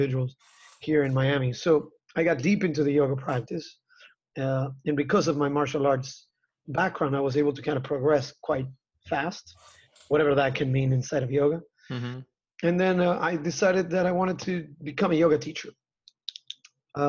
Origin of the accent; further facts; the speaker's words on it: Argentina; I was a young kid growing up in Argentina